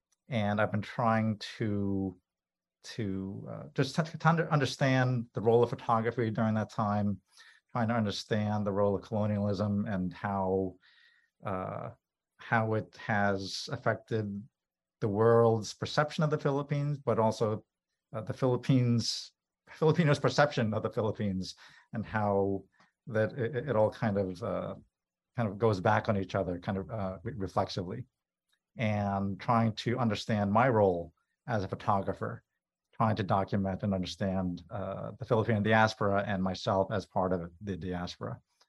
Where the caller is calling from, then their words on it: Billerica, Massachusetts, United States; I'm currently zooming in from Billerica, Massachusetts, about 40 minutes